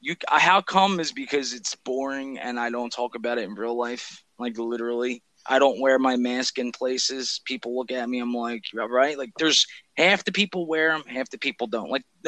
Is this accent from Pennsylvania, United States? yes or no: yes; Philadelphia, Pennsylvania, United States; I'm from Philly. Like, I wash my hands and shit.